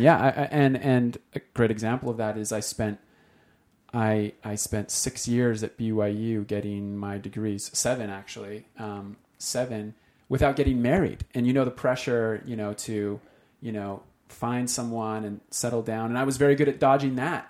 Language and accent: English; Utah, United States; moved away; we came from Utah